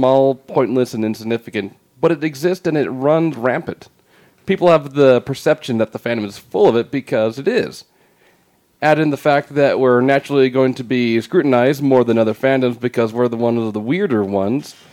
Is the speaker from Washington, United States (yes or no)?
yes; Tri-Cities, Washington, United States; moved away; I hail from Tri-Cities, Washington, which is like 3 hours away from Seattle